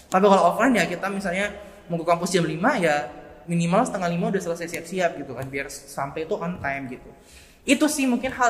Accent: Makassar, South Sulawesi, Indonesia; now in Surabaya, Indonesia; Nah, duanya kita dari Makassar aku dan temanku.

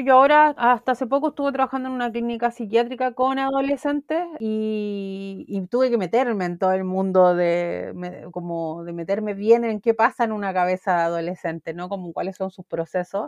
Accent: Chile; de donde vengo yo en realidad que es Chile

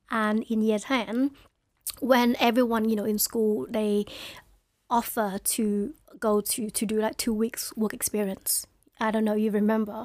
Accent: London, United Kingdom; also born or lived in Hai Phong, Vietnam; I grew up in Newham.

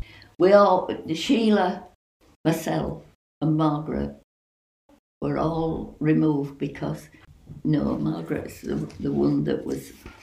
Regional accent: Bradford, Yorkshire and the Humber, United Kingdom; Yes, but not where we lived before, because it was a slum. And there was slum clearance. And they'd built a housing estate in Bradford, and we were the first tenants in the place, and it was called Canterbury.

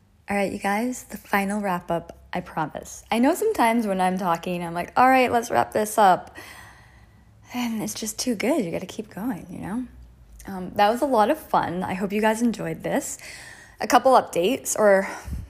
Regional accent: New England, United States; moved away as an adult; now in France; I grew up in New England

